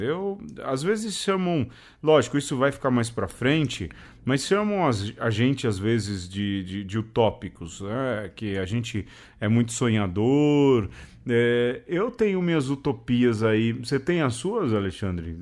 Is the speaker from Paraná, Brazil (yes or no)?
no; São Paulo, Brazil; lá do lugar onde eu nasci